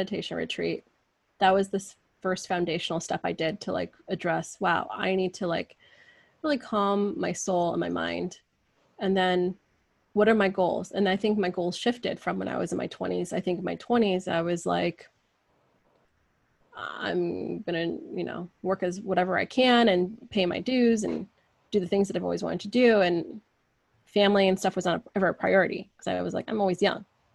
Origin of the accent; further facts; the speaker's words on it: United States; I'm never American enough with my friends here, which I grew up with, like, I was the only Persian girl, I think, up until high school